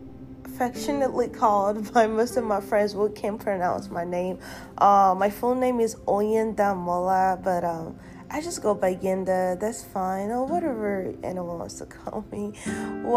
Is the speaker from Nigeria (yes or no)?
yes; Nigeria; moved away as an adult; now in United States; I was born and raised in Nigeria, and I've only been in the United States for 8 years